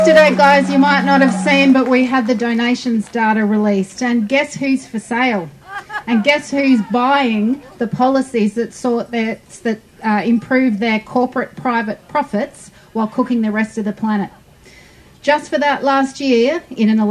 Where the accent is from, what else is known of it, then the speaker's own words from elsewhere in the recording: Queensland, Australia; I'm from Queensland